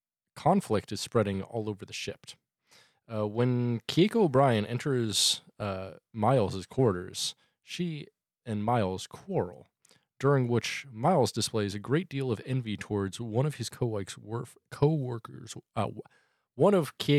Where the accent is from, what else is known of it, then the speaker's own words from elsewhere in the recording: England, United Kingdom; You're looking out for, because like I am English.